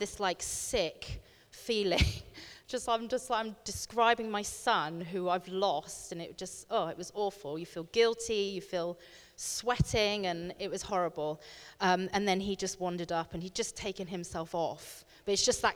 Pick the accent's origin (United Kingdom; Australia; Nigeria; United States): United Kingdom; Bristol, South West England; I come from Bristol, and live in a village kind of outside of Bristol